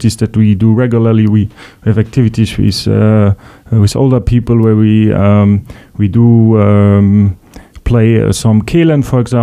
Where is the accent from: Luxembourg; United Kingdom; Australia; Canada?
Luxembourg; also born or lived in Vienna, Austria; I'm originally from Luxembourg